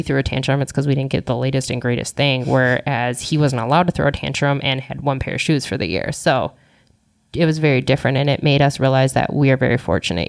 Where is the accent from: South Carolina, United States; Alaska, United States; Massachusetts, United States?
Alaska, United States; born there; He's one of 11 from Alaska. That's where my parents met. That's where I was born.